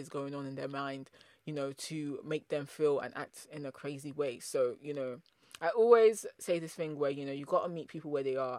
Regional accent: United Kingdom; also born or lived in Nigeria (ancestry); I'm a British Nigerian diasporan, so I have Nigerian parents

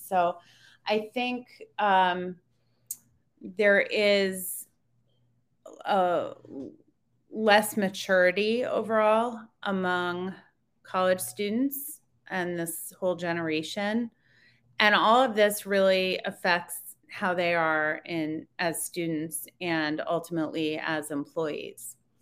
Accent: Connecticut, United States; moved away as an adult; also born or lived in upstate New York / Washington, D.C. / Maryland; I grew up in Connecticut.

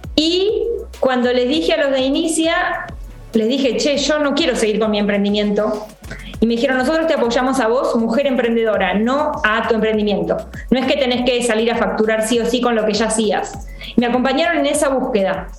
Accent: Coronel Suárez, Buenos Aires Province, Argentina; moved away; Yo soy del interior, de Coronel Suárez

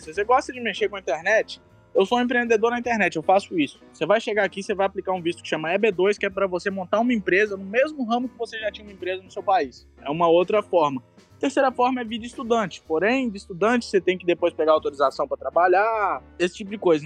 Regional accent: Brazil; moved away as an adult; now in United States; sou do Brasil

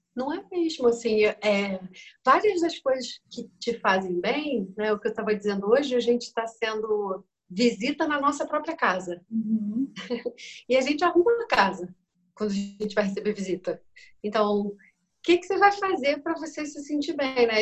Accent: Brazil; moved away as an adult; also born or lived in Germany; eu, como brasileira, eu devia ter 21

